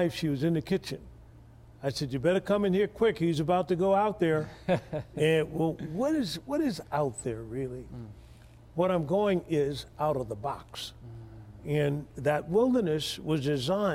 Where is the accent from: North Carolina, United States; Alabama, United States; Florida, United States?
Alabama, United States; Tuskegee; I was born in Tuskegee, Alabama.